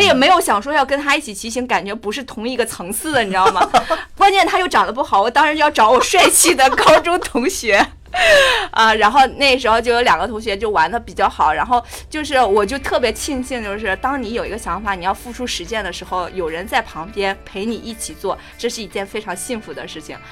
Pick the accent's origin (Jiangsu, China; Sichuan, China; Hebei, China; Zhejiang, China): Hebei, China; Tangshan; 我家乡是唐山的